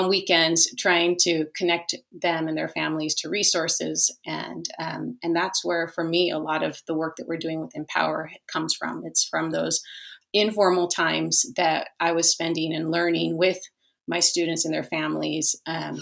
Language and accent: English; Los Angeles, California, United States; I grew up in the Los Angeles area